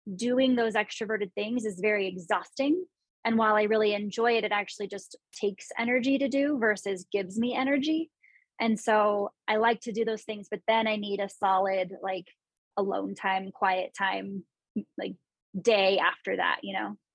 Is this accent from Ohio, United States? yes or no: no; San Luis Obispo and Santa Cruz, California, United States; moved away as an adult; also born or lived in Bay Area; now in Denver, United States; I grew up in San Luis Obispo and Santa Cruz